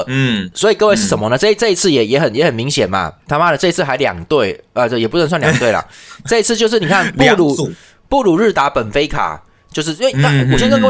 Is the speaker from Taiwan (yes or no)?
yes; Taiwan; 我们台湾人